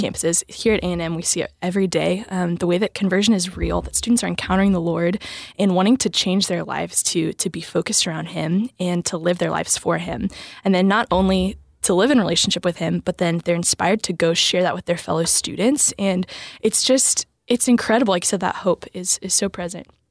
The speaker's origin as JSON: {"language": "English", "town": "New Braunfels", "region": "Texas", "country": "United States", "tie": "born or raised there", "said": "I am from Texas, I'm Texas native. Um, I grew up in New Braunfels"}